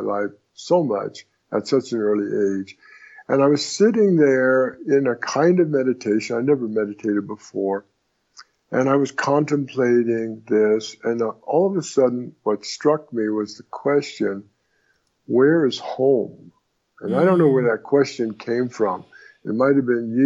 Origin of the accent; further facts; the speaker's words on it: Southern California, United States; also born or lived in Brooklyn, New York; I was born in Brooklyn, New York. But before I was a year old, my parents moved out to Los Angeles, and I was raised in Southern California